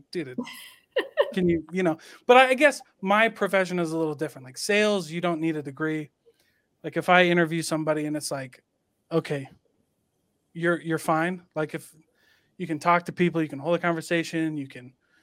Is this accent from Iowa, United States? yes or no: yes; Iowa, United States; moved away as an adult; now in Salt Lake City, United States; my hometown in Iowa